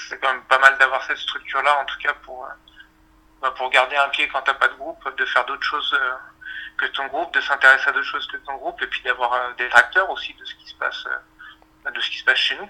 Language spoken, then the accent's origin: French; Chambéry, Auvergne-Rhône-Alpes, France; On vient de Chambéry, en Savoie